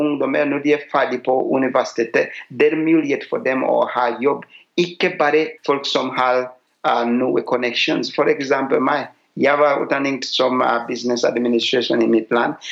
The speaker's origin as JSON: {"language": "Norwegian", "country": "Uganda", "moved": "as an adult", "lives_now": "Norway", "said": "Jeg kommer fra Uganda"}